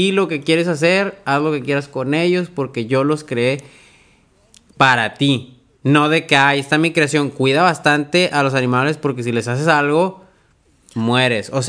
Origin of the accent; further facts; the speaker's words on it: Monterrey, Nuevo León, Mexico; somos de Monterrey